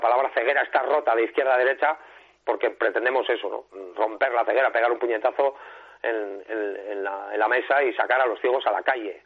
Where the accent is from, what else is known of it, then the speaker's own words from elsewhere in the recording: San Sebastián, Basque Country, Spain; soy un rockero, donostiarra